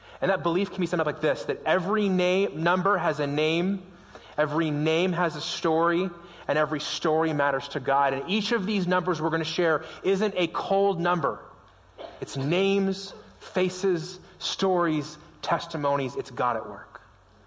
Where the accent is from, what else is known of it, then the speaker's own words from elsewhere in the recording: Las Vegas, Nevada, United States; now in Prescott, United States; Las Vegas. It's my hometown. It's where I grew up